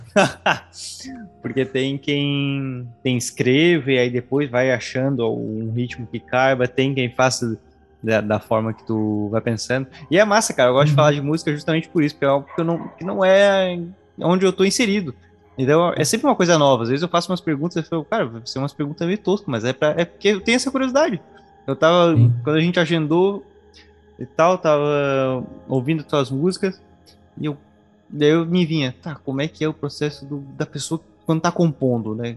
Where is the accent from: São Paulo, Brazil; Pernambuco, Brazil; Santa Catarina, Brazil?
Santa Catarina, Brazil; Tubarão; Sou de oficinas